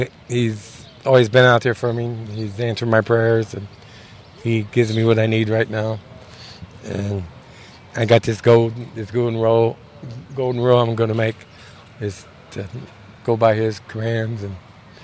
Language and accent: English; East St. Louis, Illinois, United States; I was born in East St. Louis, Illinois.